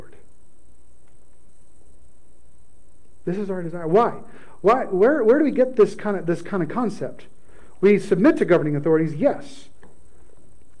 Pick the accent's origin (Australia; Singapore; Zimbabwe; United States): United States